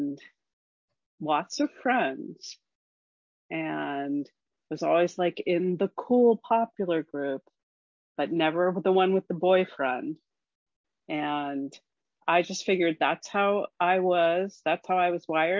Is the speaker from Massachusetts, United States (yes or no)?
no; Scarsdale, New York, United States; moved away as an adult; now in Oregon, United States; I'm from Scarsdale